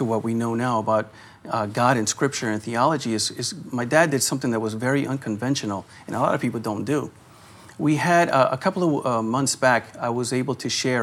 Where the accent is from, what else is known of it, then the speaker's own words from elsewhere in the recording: Louisiana, United States; we're from Louisiana